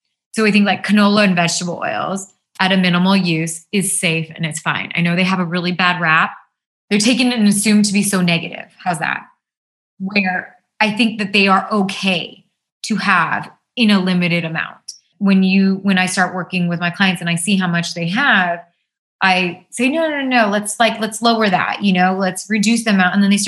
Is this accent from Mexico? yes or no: no; India; because we're Indian and we have these amazing spices that make our food taste really good without all of that.